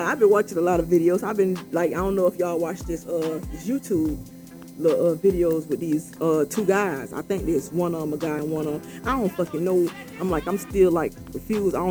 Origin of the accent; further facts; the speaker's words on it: Florida, United States; I'm from Florida